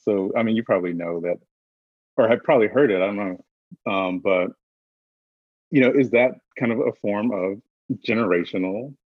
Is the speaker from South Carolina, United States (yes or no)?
yes; South Carolina, United States; I'm from South Carolina. I'm from a very deep red state, deep red district.